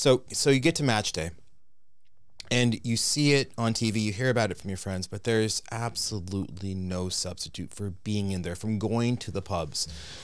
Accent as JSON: {"language": "English", "region": "Texas", "country": "United States", "tie": "born or raised there", "said": "I grew up in Texas. I'm a Cowboys fan."}